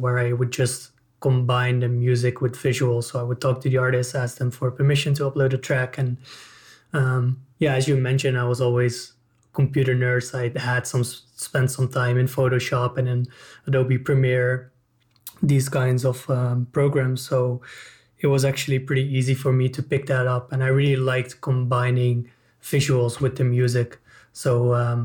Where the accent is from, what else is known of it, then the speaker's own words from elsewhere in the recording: Netherlands; I'm from the Netherlands